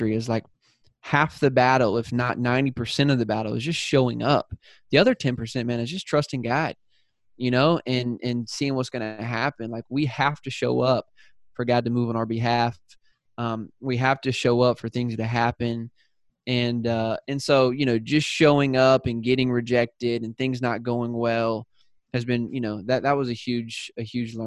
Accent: South Carolina, United States; accent: Southern; moved away as an adult; also born or lived in San Diego; I'm from South Carolina. So when I moved out to San Diego, I had a Southern accent

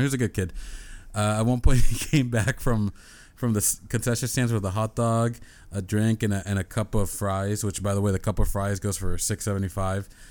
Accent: San Diego, California, United States; I'm from San Diego

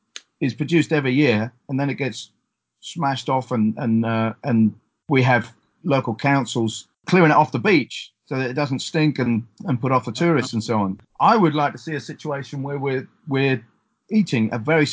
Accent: East Coast of England, United Kingdom; where I grew up on the East Coast of England

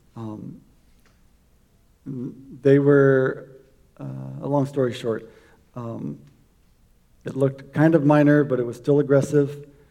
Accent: South Florida, United States; I grew up in South Florida

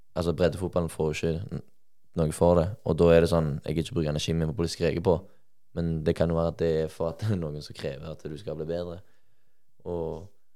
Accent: Sola, Rogaland, Norway; moved away as an adult; now in Molde, Norway; jeg er fra Sola, jeg holdt på å si Stavanger

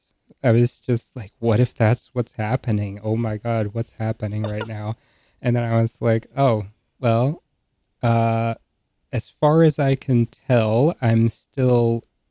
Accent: rural North Carolina, United States; rural North Carolina

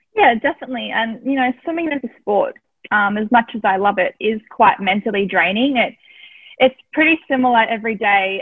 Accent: Tasmania, Australia; growing up in Tassie was, um, I loved it. I had a great childhood

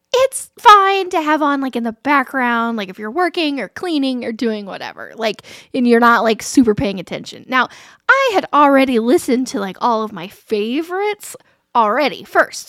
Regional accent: Alexandria, Indiana, United States; I grew up in Alexandria

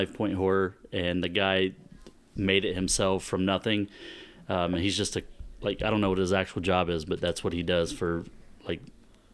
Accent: Roseville, Ohio, United States; moved away as an adult; also born or lived in Japan; I was born in Northeast Ohio, but I was raised in Southeast Ohio

